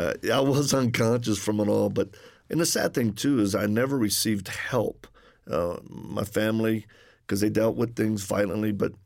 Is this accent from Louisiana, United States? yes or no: yes; Louisiana, United States; accent: Cajun; I'm from Louisiana originally. So if people detect an accent, that's the Cajun one.